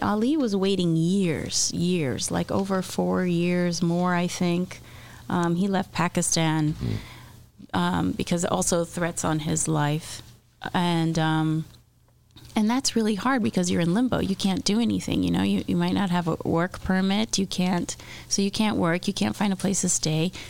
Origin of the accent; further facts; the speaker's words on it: Miami, Florida, United States; moved away; I'm from Miami.